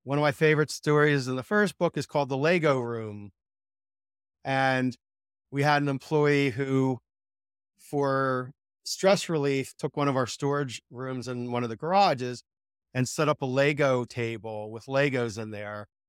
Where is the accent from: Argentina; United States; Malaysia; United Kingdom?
United States; Philadelphia, Pennsylvania; I grew up in Ph, Philadelphia